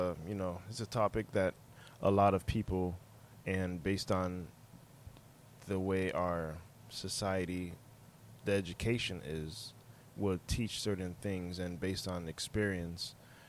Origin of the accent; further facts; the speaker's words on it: Haiti; now in United States; when I'm say I'm from Haiti here. You know, although I wasn't born in Haiti, I say I'm from Haiti. You know, that's where I was raised.